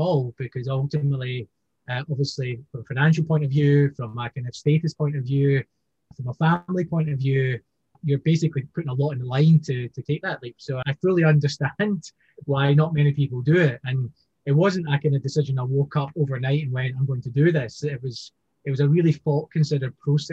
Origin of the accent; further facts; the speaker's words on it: Scotland, United Kingdom; now in Hong Kong; you'd hear my voice, I'm from Scotland, I'm living in Hong Kong